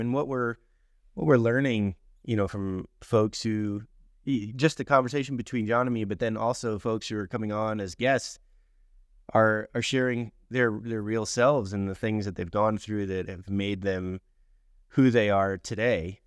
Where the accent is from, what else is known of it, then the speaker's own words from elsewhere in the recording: Miami, Florida, United States; when I was a kid growing up in Miami, Florida